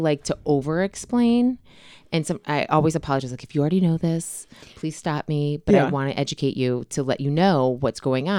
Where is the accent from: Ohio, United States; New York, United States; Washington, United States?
Ohio, United States; Cleveland; also born or lived in Nantucket, Massachusetts / Boston, Massachusetts; Every 2 to 3 years we moved. So it was just easier for me when people ask that question to say, where are you from?